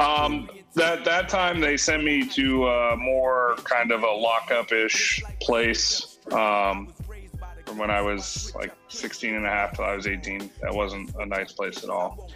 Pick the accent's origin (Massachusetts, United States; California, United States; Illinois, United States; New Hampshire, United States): New Hampshire, United States; moved away; I was born in New Hampshire, very far away from here.